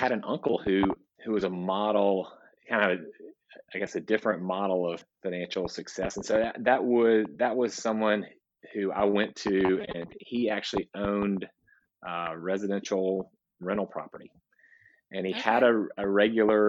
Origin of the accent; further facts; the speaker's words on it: Nashville, Tennessee, United States; I was born in Nashville, Tennessee